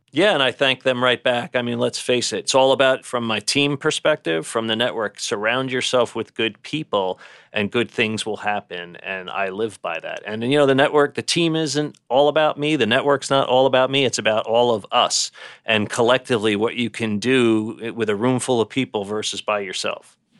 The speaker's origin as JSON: {"language": "English", "town": "New York City", "region": "New York", "country": "United States", "tie": "born or raised there", "said": "So we're a New York family, and I grew up in Brooklyn."}